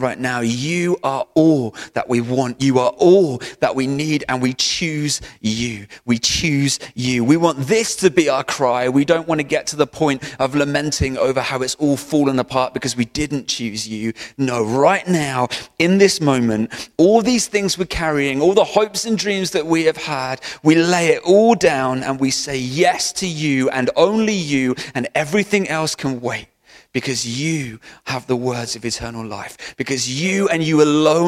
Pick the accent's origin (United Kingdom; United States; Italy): United Kingdom; Bristol, South West England; where I was from Hartcliffe in South Bristol